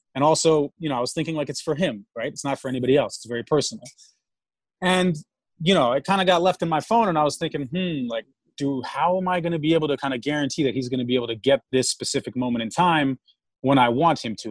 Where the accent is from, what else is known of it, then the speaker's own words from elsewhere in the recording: New York City, New York, United States; also born or lived in Moscow, Russia; I grew up in New York. Grew up in New York City, living in Manhattan.